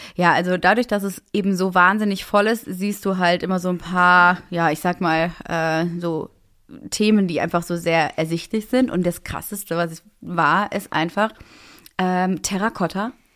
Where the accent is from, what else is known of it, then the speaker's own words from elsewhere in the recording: Berlin, Germany; als äh, Berlinerin